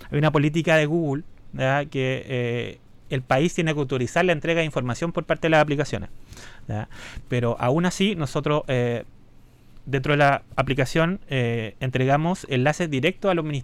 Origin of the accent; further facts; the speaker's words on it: Chillán, Ñuble, Chile; also born or lived in Santiago; Yo soy de Chillán.